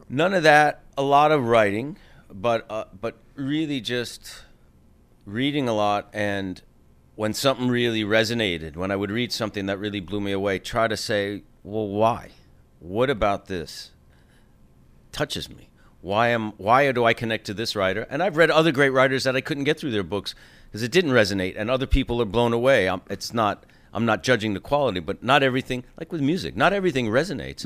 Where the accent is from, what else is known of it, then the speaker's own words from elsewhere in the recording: New York, United States; as a New Yorker, as a fellow artist